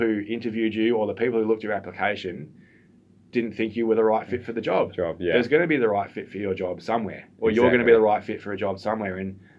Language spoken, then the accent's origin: English; Bendigo, Victoria, Australia; I grew up in Bendigo. My first 3 or 4 years were in Bendigo.